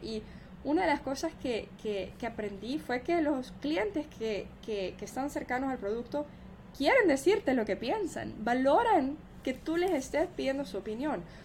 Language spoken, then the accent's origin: Spanish; El Salvador; also born or lived in United States; now in Miami, United States; yo soy de El Salvador, yo crecí en El Salvador y yo crecí hablando dos idiomas.